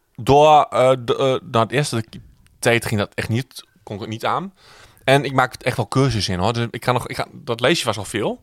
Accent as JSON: {"language": "Dutch", "area": "Twente", "region": "Overijssel", "country": "Netherlands", "said": "Ik kom uit Twente."}